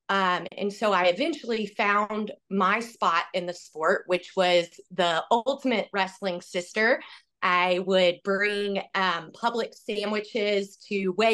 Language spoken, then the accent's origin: English; Georgia, United States; moved away as an adult; now in Iowa, United States; I'm originally from Georgia